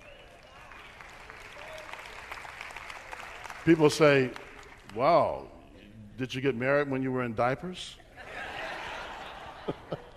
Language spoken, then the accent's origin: English; Bakersfield, California, United States; also born or lived in Bay Area, California; My wife and I grew up in Bakersfield, California.